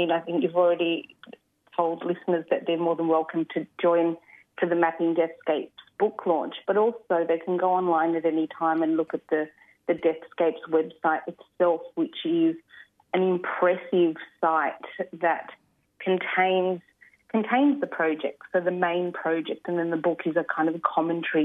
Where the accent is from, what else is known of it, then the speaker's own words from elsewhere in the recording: Sydney, New South Wales, Australia; also born or lived in Adelaide, South Australia; I was born and raised on Gadigal land. I lived on Kaurna country, Adelaide, for 10 years